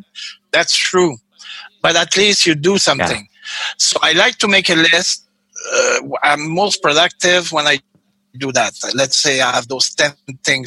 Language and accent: English; Canada; moved away; also born or lived in Mexicali, Mexico; Being Canadian